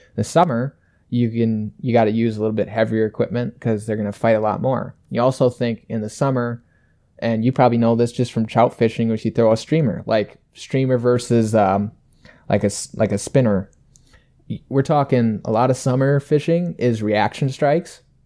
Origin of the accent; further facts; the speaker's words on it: about an hour from Wabasha, Minnesota, United States; only about an hour away from my hometown in Wabasha